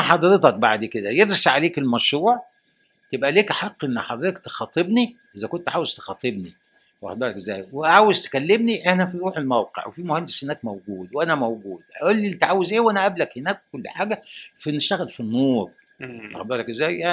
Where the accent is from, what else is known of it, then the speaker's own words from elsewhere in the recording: Egypt; انا راجل مصري وعشت في مصر وتعلمت في مصر وهدفن في مصر